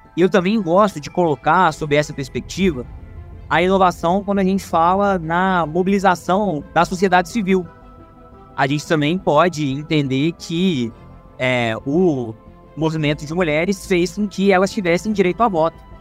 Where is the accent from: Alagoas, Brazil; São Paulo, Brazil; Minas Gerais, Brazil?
Minas Gerais, Brazil; Juiz de Fora; eu sou orgulhosamente nascido e criado aqui em Juiz de Fora